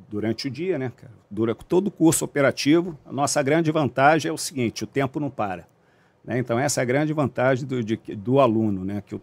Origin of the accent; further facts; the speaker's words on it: Rio de Janeiro, Brazil; sou da Zona Oeste, né, do Rio de Janeiro, é, nascido e criado aqui, nunca saí do Rio de Janeiro até entrar nas Forças Armadas.